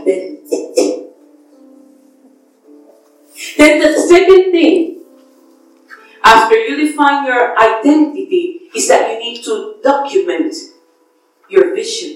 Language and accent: English; Puerto Rico; my island